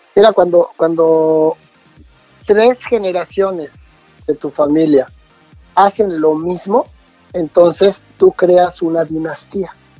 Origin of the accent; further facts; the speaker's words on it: Mexico City, Mexico; Yo soy de la Ciudad de México. Nací en una, en una colonia que se llama Tacubaya